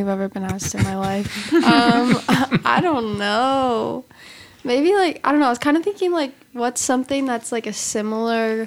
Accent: Minnesota, United States; moved away; I'm from the north. I'm from Minnesota

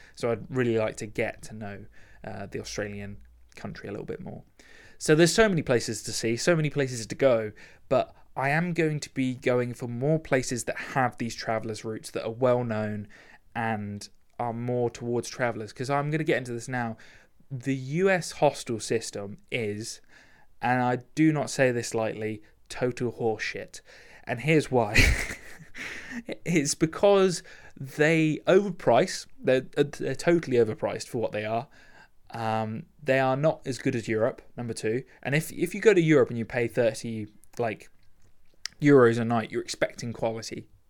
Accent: United Kingdom; I'm British

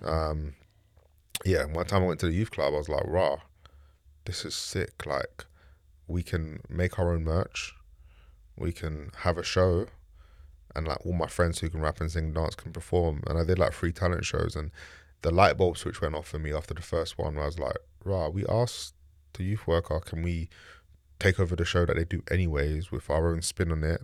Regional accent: London, United Kingdom; also born or lived in Bermondsey / Ladbroke Grove; I grew up in East London, Bricklayne, Shoreditch

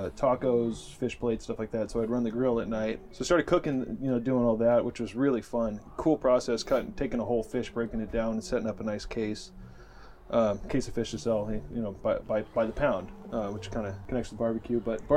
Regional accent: Newport Beach, California, United States; From California. Born and raised

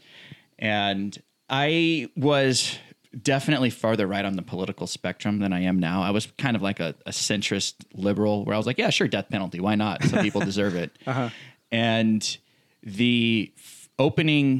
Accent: Hawaii, United States; we're from Hawaii

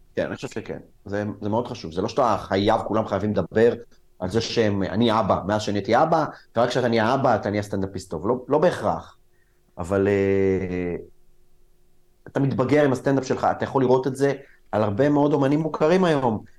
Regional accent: Israel; also born or lived in Soviet Union (born there); החברים שלי היו חברים ישראלים, גדלתי בסביבה ישראלית

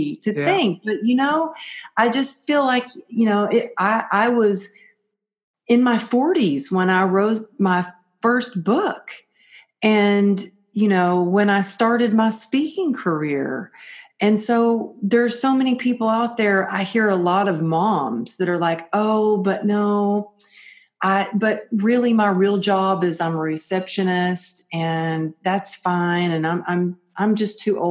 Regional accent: Texas, United States; growing up in Texas, I really grew up where when we told somebody we were going to do something, we did it.

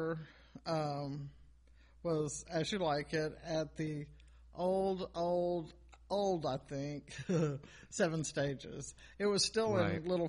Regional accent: Atlanta, Georgia, United States; also born or lived in Anniston, Alabama; we moved here when I was 5, and I've lived here ever since.

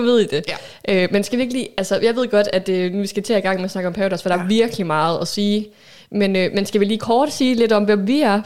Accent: Aalborg, North Denmark Region, Denmark; Jeg er 30 år, født og opvokset her i Aalborg

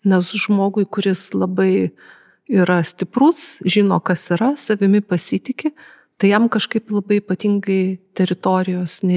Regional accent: Lithuania; esu lietuvė su labai senom šaknim.

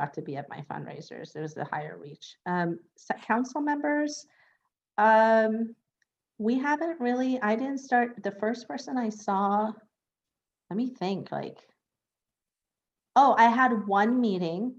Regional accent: Northern California, United States; moved away as an adult; also born or lived in Iran / Los Angeles; now in West Hollywood, United States; I was born in Iran, and my family and I fled Iran after the revolution and war when I was five. And I was undocumented till I was 16. And we moved to Northern California. So I grew up in Northern California

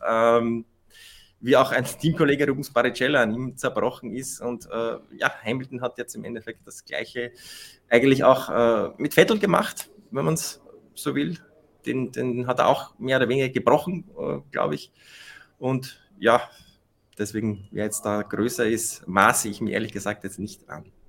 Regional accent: Austria; für uns Österreicher

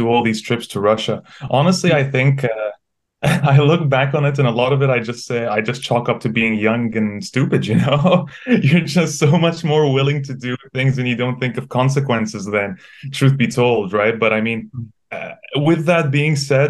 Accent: Egypt; moved away; I grew up in Egypt

